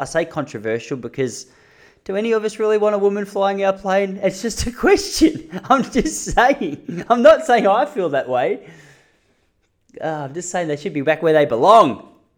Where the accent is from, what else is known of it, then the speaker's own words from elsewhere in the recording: Melbourne, Victoria, Australia; I'm from Melbourne